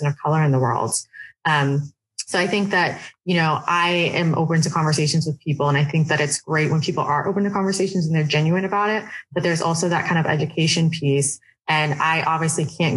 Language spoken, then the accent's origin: English; Oregon, United States; I grew up in Oregon, which is predominantly white